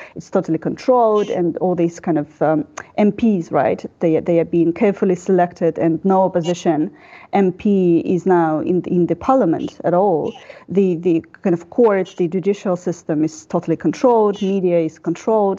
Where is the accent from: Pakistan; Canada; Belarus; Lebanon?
Belarus; also born or lived in Prague, Czech Republic; I'm a journalist from Belarus